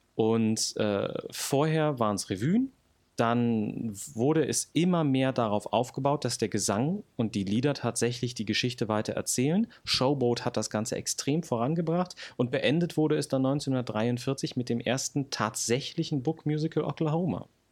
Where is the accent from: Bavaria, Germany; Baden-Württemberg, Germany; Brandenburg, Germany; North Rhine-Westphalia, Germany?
Brandenburg, Germany; moved away as an adult; also born or lived in Berlin / Hamburg; geboren 1993 in Berlin, aufgewachsen dann in Brandenburg